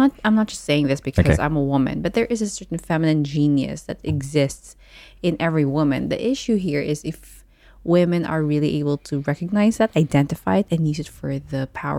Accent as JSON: {"language": "English", "region": "Dubai", "country": "United Arab Emirates", "tie": "born or raised there", "said": "because I was raised in Dubai, I understand Ilonggo, but I'm not necessarily the most fluent Ilonggo speaker."}